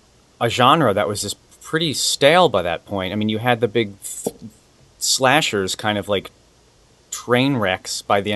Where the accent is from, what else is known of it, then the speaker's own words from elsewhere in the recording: Ohio, United States; growing up in Ohio, I just kind of romanticized Hollywood.